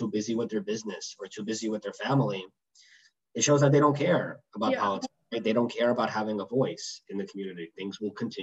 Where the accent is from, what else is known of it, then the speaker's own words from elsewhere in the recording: New York City, New York, United States; I grew up in Briarwood